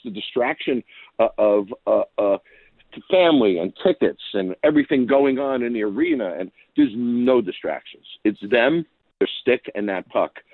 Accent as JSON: {"language": "English", "area": "Long Island", "region": "New York", "country": "United States", "tie": "born or raised there", "said": "I grew up in Long Island"}